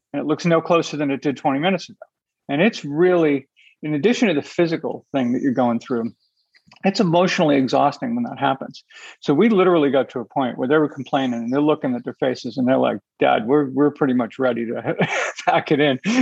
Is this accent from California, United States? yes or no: no; Boston, Massachusetts, United States; I'm from Boston